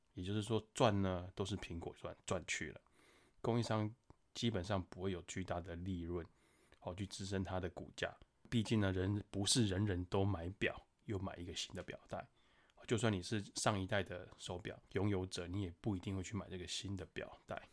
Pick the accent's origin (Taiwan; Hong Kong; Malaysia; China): Taiwan; 我们台湾人真的很有钱